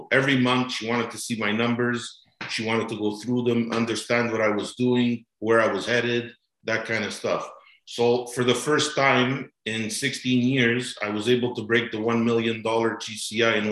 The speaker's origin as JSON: {"language": "English", "town": "Montreal", "region": "Quebec", "country": "Canada", "moved": "yes", "lives_now": "Aurora, Canada", "said": "I'm basically originally from Montreal"}